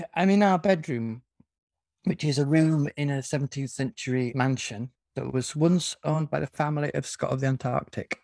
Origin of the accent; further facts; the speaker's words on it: the north of England, United Kingdom; I'm betraying my northern heritage